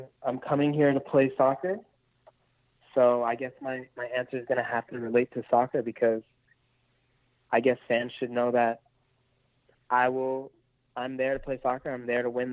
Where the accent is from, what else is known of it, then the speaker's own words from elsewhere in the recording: Canada; moved away; I'm Canadian